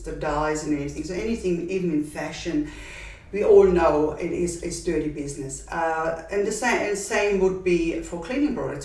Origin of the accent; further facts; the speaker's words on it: Austria; accent: Austrian; moved away as an adult; now in Perth, Australia; my accent is Austrian and I'm originally from Austria